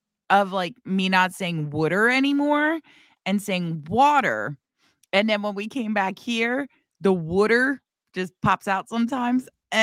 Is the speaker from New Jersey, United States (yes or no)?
yes; New Jersey, United States; accent: South Jersey; I can get a pretty thick Southern Jersey accent. Yeah. I was going to say Southern, but not like him. But no, I got a South Jersey accent.